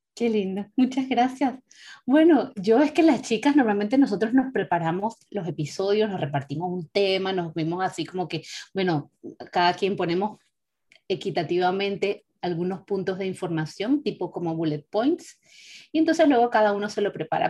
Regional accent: Venezuela; now in Europe; nuestros orígenes son de, de, Venezuela, nosotros somos venezolanas las tres

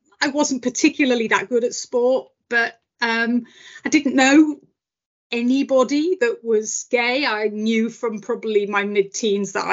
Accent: Yorkshire and the Humber, United Kingdom; moved away; also born or lived in Liverpool / Suffolk; I grew up in South Yorkshire.

